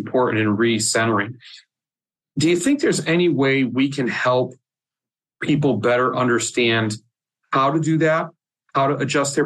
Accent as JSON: {"language": "English", "region": "Oregon", "country": "United States", "moved": "yes", "said": "I'm originally from Oregon."}